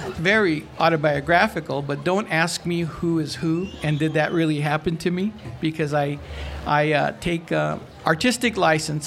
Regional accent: San Gabriel, California, United States; I grew up in San Gabriel, California

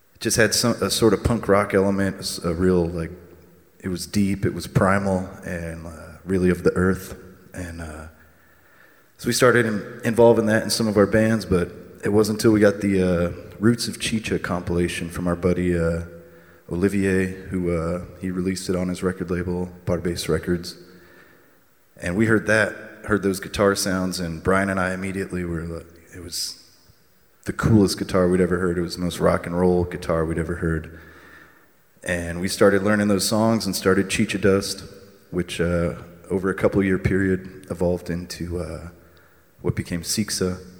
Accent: Tucson, Arizona, United States; growing up in Tucson

